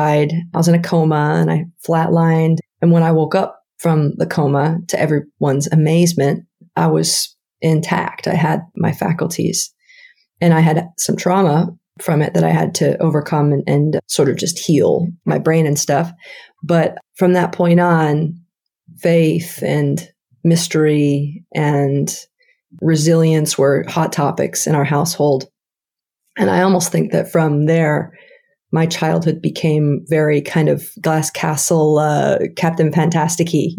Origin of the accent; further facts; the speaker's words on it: Burien, Washington, United States; I was born in Washington State, first in a place called Burien, which is kind of a suburb of Seattle